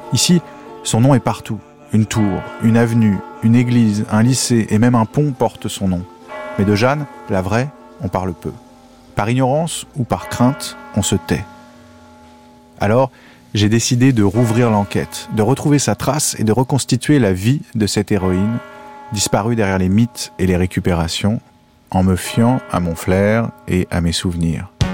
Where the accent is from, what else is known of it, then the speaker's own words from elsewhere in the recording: Rouen, Normandy, France; j'ai grandi à Rouen